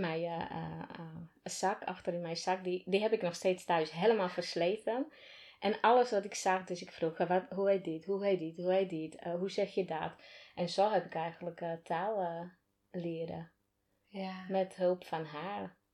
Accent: Slovakia; Dutch is a second language; moved away as an adult; now in Netherlands; Ik kom uit Slowakije

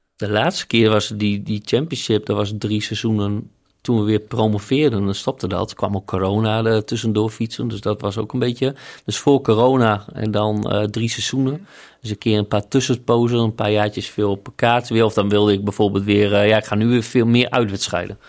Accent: Groningen, Netherlands; ik kom uit Groningen, dus dat is mijn uh, hometown club, zeg maar. Oosterpark, daar was ik in mijn jeugd altijd te vinden

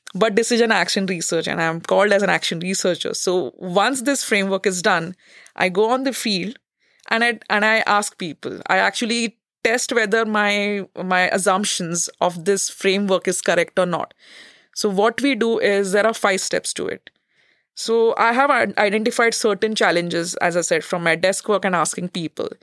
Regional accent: India; moved away as an adult; now in Netherlands; a researcher from India.

